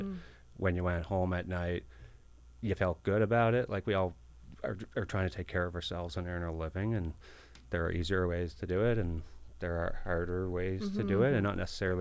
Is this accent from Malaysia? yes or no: no; Halifax, Nova Scotia, Canada; I was born in Halifax